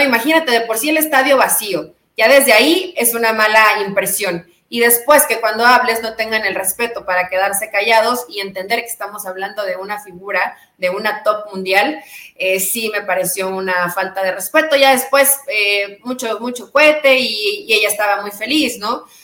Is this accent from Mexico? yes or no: yes; Mexico; avergonzada como mexicana